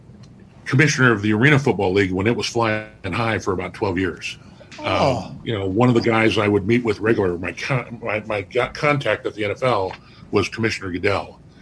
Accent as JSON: {"language": "English", "area": "Newport Beach, Irvine", "region": "California", "country": "United States", "moved": "as an adult", "lives_now": "Ohio, United States", "said": "we're from Newport Beach, Irvine, California."}